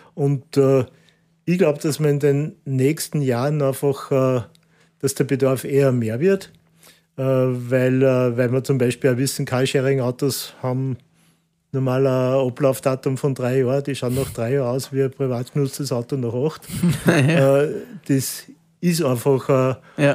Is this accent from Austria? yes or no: yes; Austria; als Österreicher